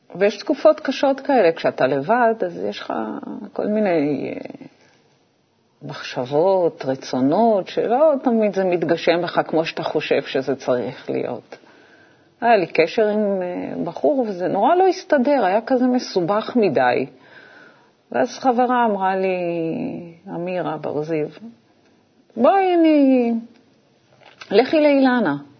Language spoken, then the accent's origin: Hebrew; Israel; אנחנו בעצם היינו הילדים הראשונים במושב שיצאו ללמוד בבית ספר חילוני